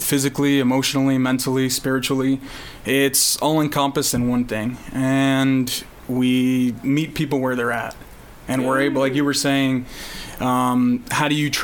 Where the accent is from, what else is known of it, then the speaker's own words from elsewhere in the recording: Florida, United States; moved away as an adult; now in Nicaragua; I'm originally from the Sunshine State, so I'm born and raised in Florida.